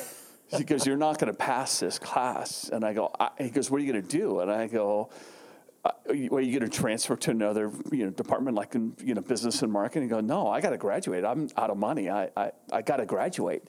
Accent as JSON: {"language": "English", "town": "Carlsbad", "region": "California", "country": "United States", "tie": "born or raised there", "also_born_or_lived": "Arizona", "said": "I grew up in San Diego, uh, actually Carlsbad to be exact"}